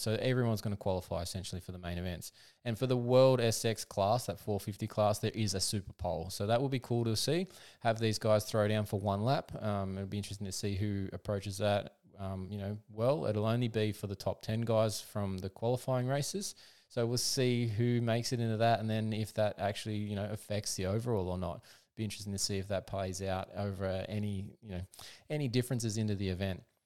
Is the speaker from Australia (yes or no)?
yes; Australia; being an Australian